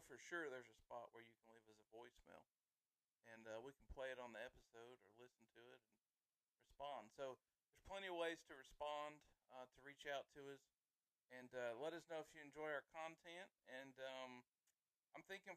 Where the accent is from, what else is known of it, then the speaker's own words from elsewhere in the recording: the South, United States; we are from the South. It's where we live. It's who we are